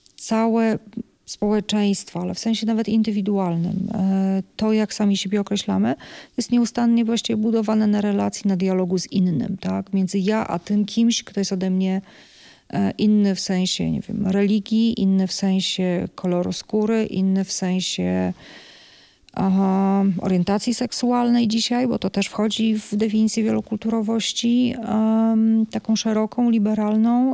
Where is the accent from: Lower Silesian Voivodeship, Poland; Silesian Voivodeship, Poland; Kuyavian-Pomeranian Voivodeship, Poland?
Kuyavian-Pomeranian Voivodeship, Poland; Bydgoszcz; moved away as an adult; also born or lived in Toruń; now in Białystok, Poland; pochodzę z Bydgoszczy, mieszkałam w Toruniu